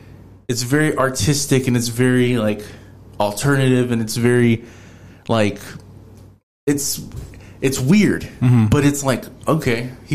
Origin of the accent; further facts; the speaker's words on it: Houston, Texas, United States; I'm from Houston.